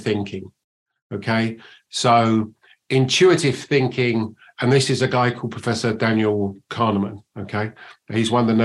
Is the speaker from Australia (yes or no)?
no; England, United Kingdom; accent: English; also born or lived in United States; You can probably tell from my accent that I'm English, but I spend 50% of my time in the States and 50% of my time here